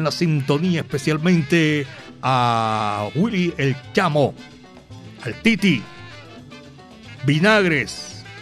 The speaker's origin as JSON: {"language": "Spanish", "region": "Antioquia", "country": "Colombia", "lives_now": "Cali, Colombia", "said": "Soy paisa, pero vivo en Cali hace 30 años."}